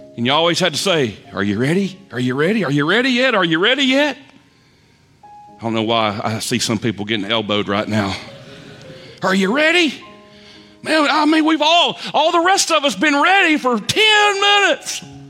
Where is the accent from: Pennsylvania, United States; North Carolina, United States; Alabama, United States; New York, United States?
North Carolina, United States; Lexington; moved away; also born or lived in Raleigh, North Carolina; my hometown of Lexington.